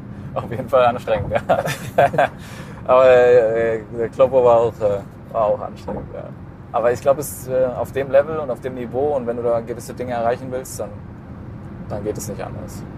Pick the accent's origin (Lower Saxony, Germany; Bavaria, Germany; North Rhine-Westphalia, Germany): Bavaria, Germany; Allgäu; now in Düsseldorf, Germany; ich bin ja im Allgäu geboren. Deswegen, ich bin ja auch kein gebürtiger Düsseldorfer